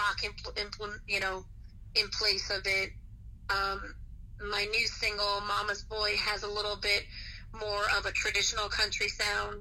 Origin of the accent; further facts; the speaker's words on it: New Jersey, United States; I'm from the East Coast, so being, you know, from Jersey in the New York area